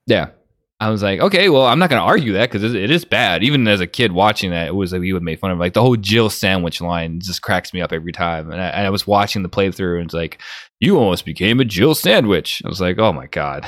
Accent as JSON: {"language": "English", "town": "Chicago", "region": "Illinois", "country": "United States", "tie": "born or raised there", "said": "I grew up in Chicago"}